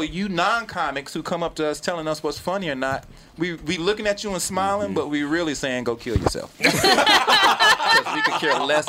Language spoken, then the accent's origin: English; Georgia, United States; Right. I'm from Georgia.